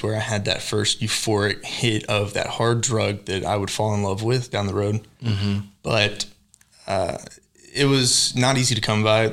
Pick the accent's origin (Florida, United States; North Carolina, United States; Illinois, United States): North Carolina, United States; Fayetteville; moved away as an adult; now in Tulsa, United States; I'm from Fayetteville, North Carolina, born and raised